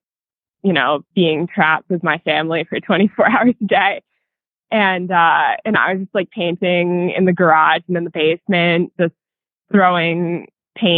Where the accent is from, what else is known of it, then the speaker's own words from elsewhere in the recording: New Hampshire, United States; moved away as an adult; also born or lived in Pennsylvania; now in Durango, United States; Yeah, so I grew up in New Hampshire, and I went to college in Pennsylvania.